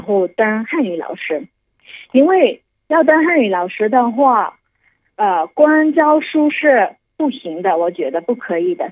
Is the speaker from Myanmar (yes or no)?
yes; Yangon, Yangon Region, Myanmar; Chinese is a second language; moved away as an adult; now in Dali, China; 我就是缅甸人嘛，嗯。所以呢，发音是有比较自信的